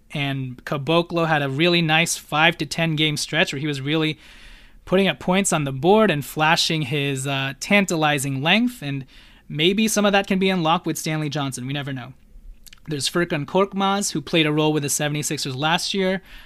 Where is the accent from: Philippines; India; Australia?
Philippines; I'm Filipino